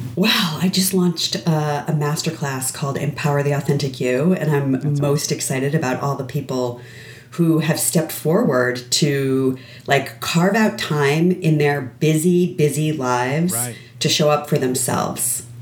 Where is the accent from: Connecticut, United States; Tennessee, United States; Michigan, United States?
Connecticut, United States; I grew up in Connecticut.